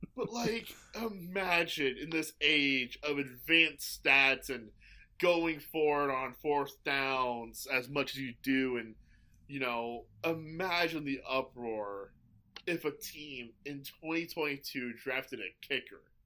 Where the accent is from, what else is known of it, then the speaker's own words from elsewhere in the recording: St. Louis, Missouri, United States; I grew up in Saint Louis.